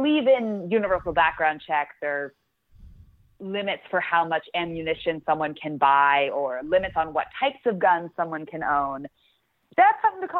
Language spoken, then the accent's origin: English; New Mexico, United States; I grew up in New Mexico, and for, you know, after our eighth grade graduation, my friend had us all over so we could eat wild boar.